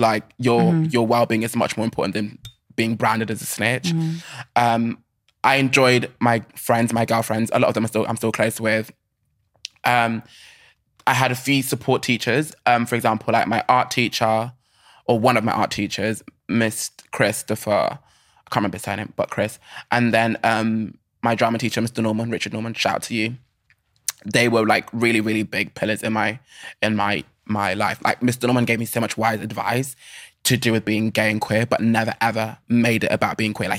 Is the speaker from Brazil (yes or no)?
no; Germany; born there; I'm a first generation Nigerian. Like I was born in Germany. Long story. But I was born in Germany.